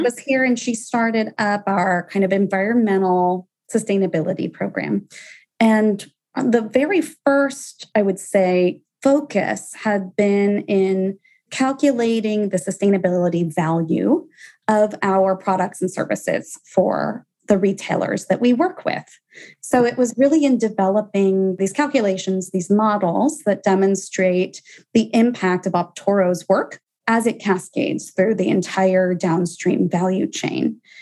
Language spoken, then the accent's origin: English; Atlanta, Georgia, United States; moved away; I'm from Atlanta originally